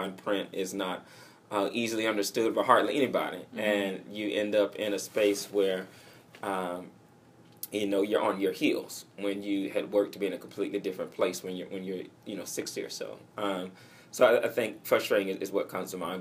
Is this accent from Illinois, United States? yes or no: no; Atlanta, Georgia, United States; moved away; I grew up in Cascade, which is in the southwest portion of Atlanta